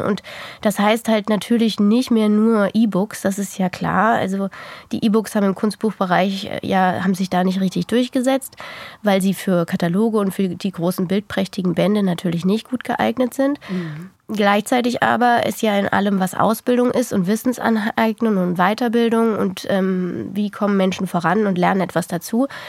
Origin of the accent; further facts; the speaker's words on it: Germany; bei uns in Deutschland